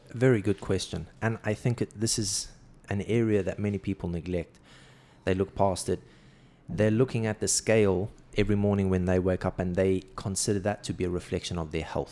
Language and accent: English; South Africa; moved away as an adult; now in Saudi Arabia; growing up in South Africa